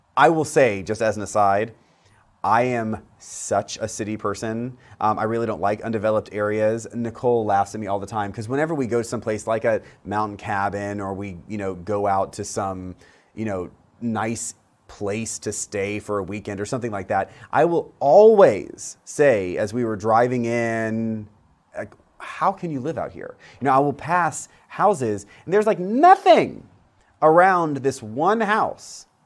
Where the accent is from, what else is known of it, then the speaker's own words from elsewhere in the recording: Central Florida, United States; where I grew up in Central Florida